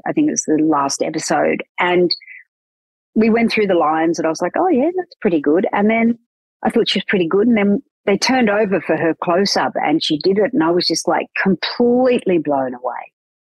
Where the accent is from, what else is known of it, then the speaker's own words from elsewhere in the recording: Newcastle, New South Wales, Australia; accent: Australian; I sound a lot like I'm less from Newcastle now. But I had a lot broader Australian accent 20 years ago, probably.